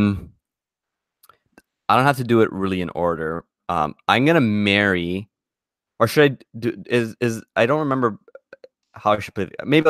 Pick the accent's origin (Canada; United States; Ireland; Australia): Canada; as a Canadian